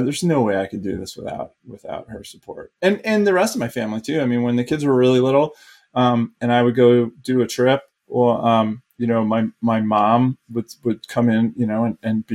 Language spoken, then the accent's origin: English; Northeast, United States; moved away as an adult; also born or lived in Colorado / Alaska; I grew up in the Northeast and had a lot of woods behind my house.